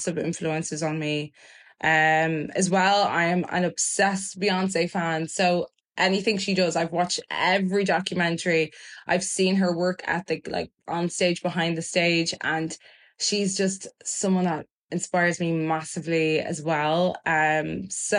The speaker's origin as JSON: {"language": "English", "town": "Dublin", "region": "Leinster", "country": "Ireland", "tie": "born or raised there", "also_born_or_lived": "Germany / Lucan / Burundi", "second_language": "English", "said": "at the age of 7, I moved from Lucan to Blanchardstown, and that's where I'd say I spent the majority of my childhood. So I do call myself like I'm someone that's from Blanche."}